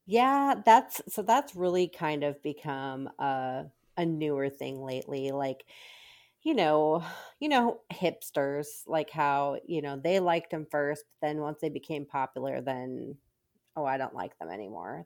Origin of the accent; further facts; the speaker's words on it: Minnesota, United States; now in Texas, United States; I grew up in Minnesota